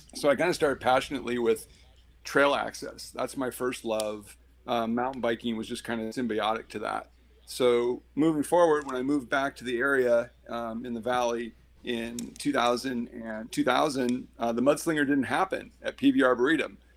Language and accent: English; Eugene, Oregon, United States; I grew up in Eugene